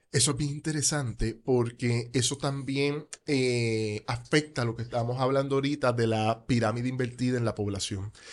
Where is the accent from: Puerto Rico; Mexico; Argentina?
Puerto Rico; Caguas; also born or lived in Gurabo; Yo soy de Caguas. Eh, mis papás en el 2001 se mudan para Gurabo.